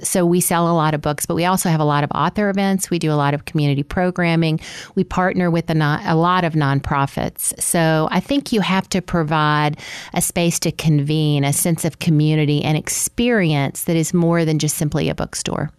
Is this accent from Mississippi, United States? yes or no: yes; Mississippi, United States; now in Tallahassee, United States; I had a great local bookstore growing up in Mississippi